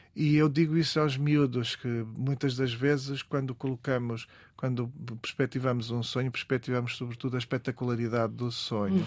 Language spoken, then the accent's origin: Portuguese; Vila do Conde, Norte, Portugal; also born or lived in Barcelos; venho de um canto do mundo, venho das Caxinas e, uhum. continuo nas Caxinas, na verdade, em Vila do Conde